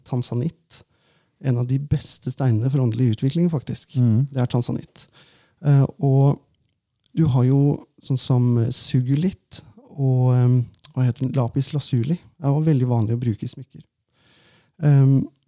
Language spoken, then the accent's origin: Norwegian; Valdres, Innlandet, Norway; når jeg vokste opp da, i Valdres